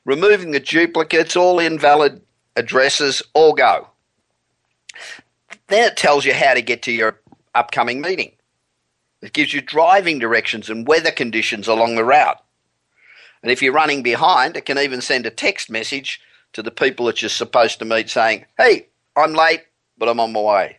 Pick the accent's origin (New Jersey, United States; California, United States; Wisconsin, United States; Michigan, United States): California, United States; Los Angeles; we're back in my hometown of Los Angeles